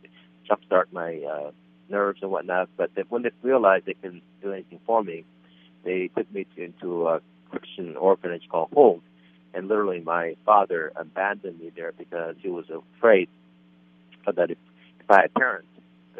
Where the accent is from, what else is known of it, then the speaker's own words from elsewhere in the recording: South Korea; I was born in South Korea